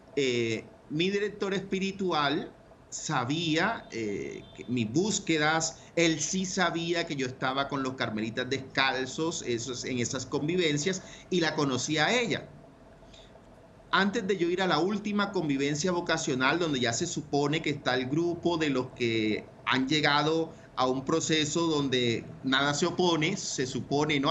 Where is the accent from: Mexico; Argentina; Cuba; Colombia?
Colombia; Ciénaga de Oro, Córdoba; moved away; Nací y me crié en la costa norte, en un pueblo muy bonito que se llama Ciénaga de Oro, Córdoba